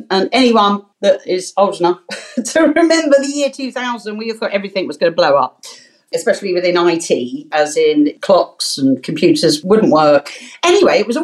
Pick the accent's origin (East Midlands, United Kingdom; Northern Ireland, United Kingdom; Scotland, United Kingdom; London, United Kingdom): London, United Kingdom; accent: Cockney; I am proud to say I'm a Bow Bell Cockney. I was born in London, and my whole family born in London.